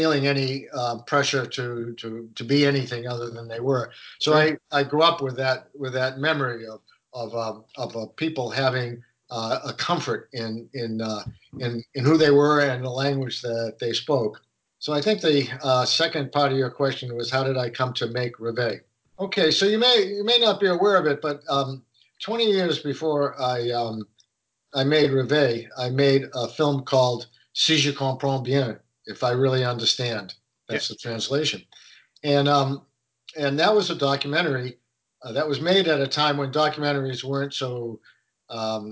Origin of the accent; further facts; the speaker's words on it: Brockton, Massachusetts, United States; I grew up in Brockton, Massachusetts.